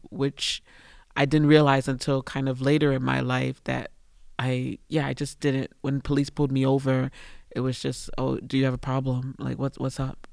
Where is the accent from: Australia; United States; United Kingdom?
United States; moved away as an adult; also born or lived in China; I'm away from America at that point about four or five years